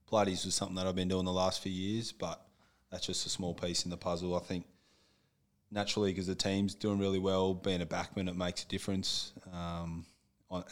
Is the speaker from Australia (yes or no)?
yes; Perth, Western Australia, Australia; moved away as an adult; now in Brisbane, Australia; I'm from Perth